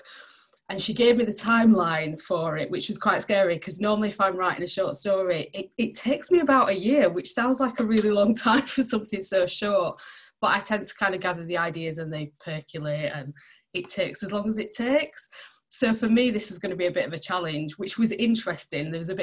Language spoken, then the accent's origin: English; Barnsley, Yorkshire and the Humber, United Kingdom; moved away as an adult; now in Sheffield, United Kingdom; I didn't grow up in Sheffield, I grew up in Barnsley.